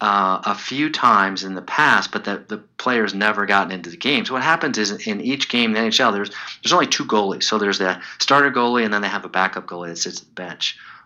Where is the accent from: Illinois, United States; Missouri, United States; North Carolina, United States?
Illinois, United States; Chicago; When I was a kid growing up in Chicago, there was a goalie named Tony Esposito.